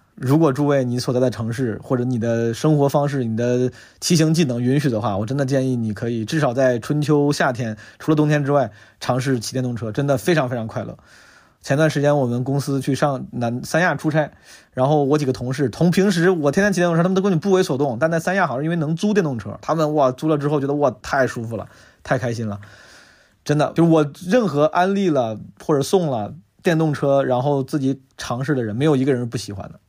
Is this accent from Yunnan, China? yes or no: no; Zhengzhou, Henan, China; now in Beijing, China; 作为一个土生土长的河南郑州人